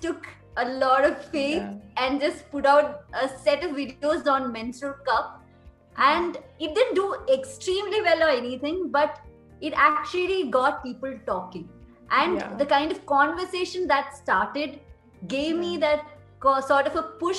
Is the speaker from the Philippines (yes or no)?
no; India; as an Indian, we used to have those roots very deeply beforehand